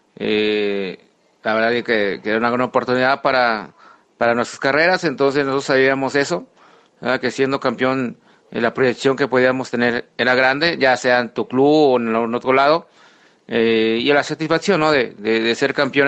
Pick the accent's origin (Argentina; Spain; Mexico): Mexico; León, Guanajuato; siendo leonés